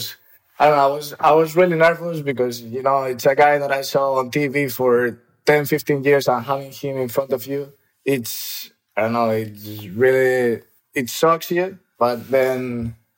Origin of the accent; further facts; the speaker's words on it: Ávila, Castile and León, Spain; also born or lived in Madrid; I was born in Madrid. And when I was 1 year old, I think my parents moved to Avila.